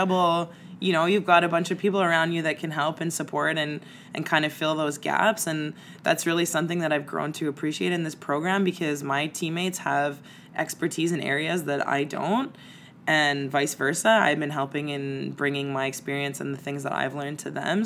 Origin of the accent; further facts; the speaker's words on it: Montreal, Quebec, Canada; I'm from Montreal